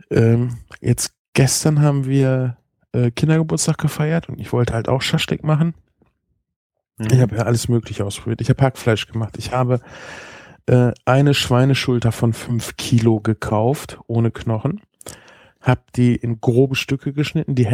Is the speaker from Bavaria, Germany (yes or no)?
no; Espelkamp, North Rhine-Westphalia, Germany; Und wir kommen ja eigentlich aus Esbekamp. Das ist eine Flüchtlingsstadt.